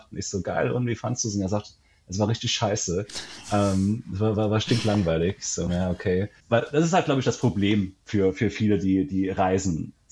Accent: Germany; du sagst, oh, ich bin aus Deutschland.

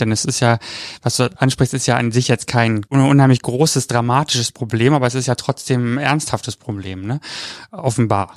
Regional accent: East Germany, Germany; Ich bin ja aus dem Osten, da war man ja, wenn, wenn überhaupt evangelisch

